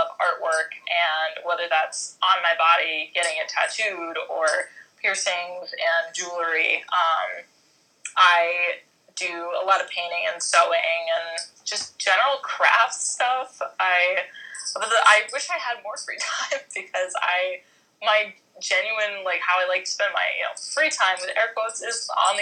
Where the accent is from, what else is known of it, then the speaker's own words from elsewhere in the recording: East Coast, United States; I'm from the East Coast.